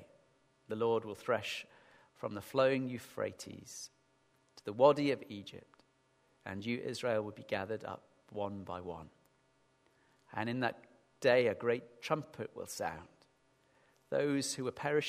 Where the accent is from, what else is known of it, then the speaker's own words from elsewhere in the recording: Sheffield, Yorkshire and the Humber, United Kingdom; accent: northern; moved away; I remember growing up in Sheffield